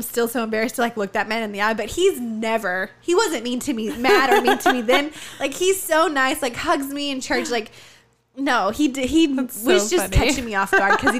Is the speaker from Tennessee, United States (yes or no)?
yes; Tennessee, United States; born or raised there; moved away